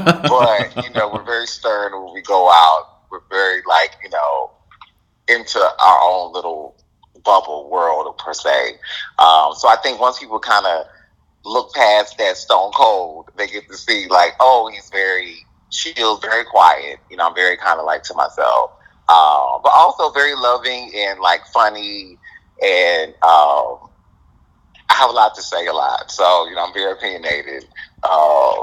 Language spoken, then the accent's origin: English; Mobile, Alabama, United States; I'm from Alabama, Mobile, Alabama. Okay. Born and raised